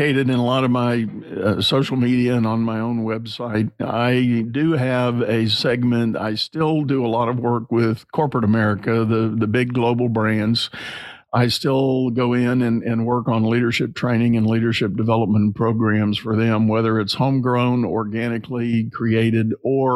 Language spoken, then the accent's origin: English; San Antonio, Texas, United States; I grew up in San Antonio, Texas